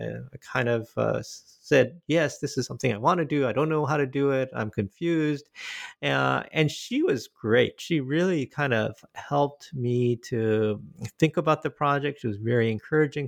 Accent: Michigan, United States; moved away as an adult; also born or lived in Korea; now in Boston, United States; I'm originally from Korea, but my family immigrated to Michigan when I was five years old. And, uh, I lived there, uh, uh, and went to school there

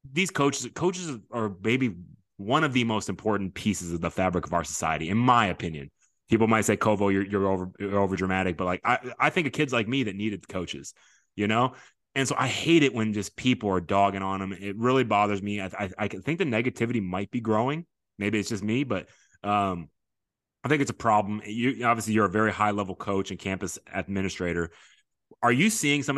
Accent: Houston, Texas, United States; now in Katy, United States; I'm saying it as a Houston guy

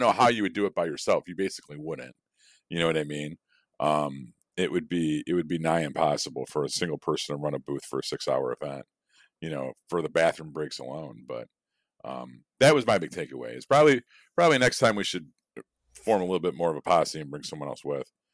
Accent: Chicago, Illinois, United States; growing up in Chicago

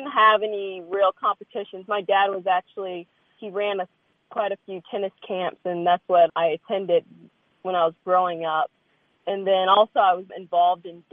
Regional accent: Lynchburg, Virginia, United States; moved away as an adult; So I was raised in Lynchburg, Virginia. I stayed there all the way through until graduating college, stayed there for a few years after, and then finally moved out.

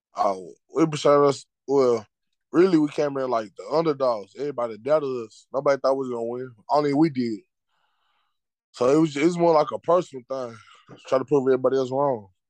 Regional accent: Dallas, Texas, United States; I'm from Dallas.

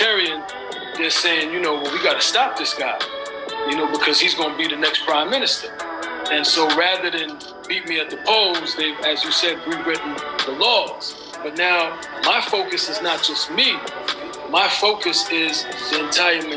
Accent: New York City, New York, United States; moved away as an adult; now in Belize; I grew up in Brooklyn after I left Belize when I was about 8 years old

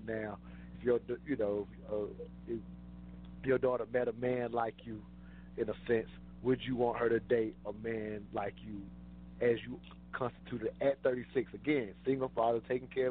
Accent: the South, United States; growing up in the South

